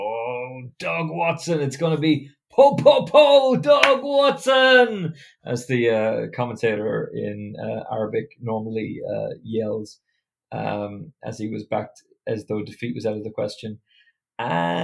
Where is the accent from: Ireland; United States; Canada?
Ireland; as an Irishman